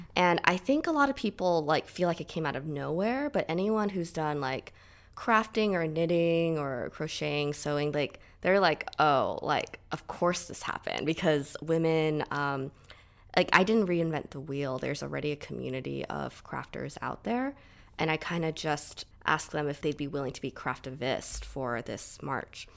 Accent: Southern California, United States; I grew up in Southern California, like, pretty much all my life

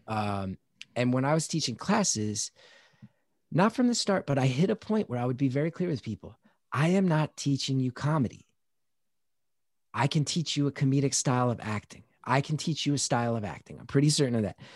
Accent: New Jersey, United States; I'm from New Jersey

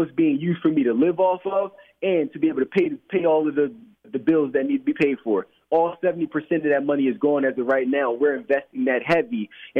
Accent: Philadelphia, Pennsylvania, United States; I grew up in Philadelphia my entire life, and every single day when I would work downtown, when I used to work for the bank, I would walk by the Ritz-Carlton Hotel

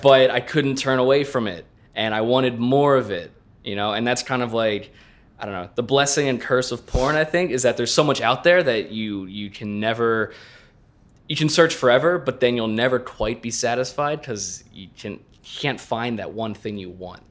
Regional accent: southeastern Pennsylvania, United States; moved away; also born or lived in Los Angeles; southeastern Pennsylvania

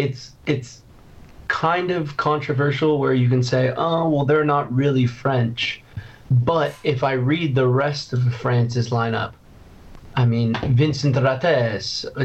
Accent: Ireland; I know I'm Irish, I carry an Irish passport. I was just in Dublin for 2 months working.

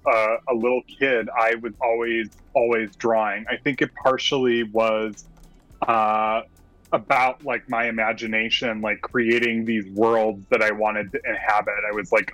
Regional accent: Wisconsin, United States; moved away as an adult; now in Brooklyn, United States; I'm originally from Wisconsin. I grew up in a small town about 30 miles southwest of Milwaukee

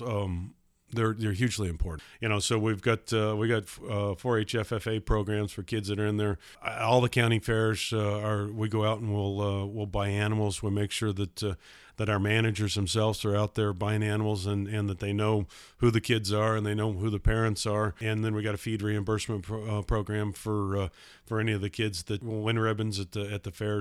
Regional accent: Idaho Falls, Idaho, United States; I was born and raised in Idaho, Idaho Falls. I've been here my whole life

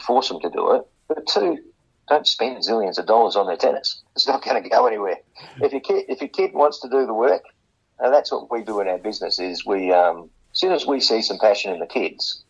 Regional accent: Port Pirie, South Australia, Australia; now in Adelaide, Australia; We came from Port Pirie.

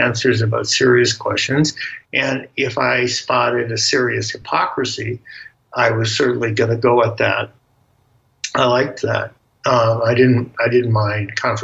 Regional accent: United States; I'm an American

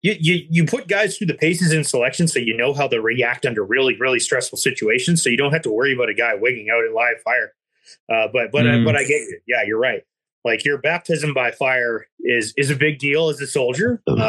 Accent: Ontario, Canada; And I don't know much about it in Alberta or BC because I grew up in Ontario

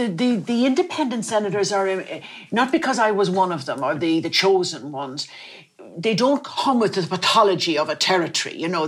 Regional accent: Dublin, Leinster, Ireland; also born or lived in Foxford, Mayo; I was born in Foxford in Mayo because my father worked for the Foxford Woolen Mills, which is very famous. We all had a Foxford rug, Foxford blanket. And all my family had been in that area. And I was born there. And we came to Dublin

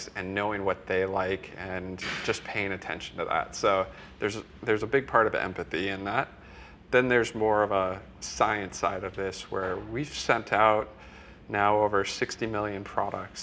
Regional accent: middle of Iowa, United States; I'm from Iowa, so in the middle of Iowa

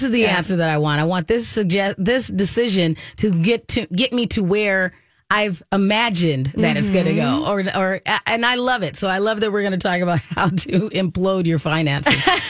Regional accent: Minnesota, United States; I do believe as Minnesotan, especially Minnesota parents, we're hitting that stride where you're just busy

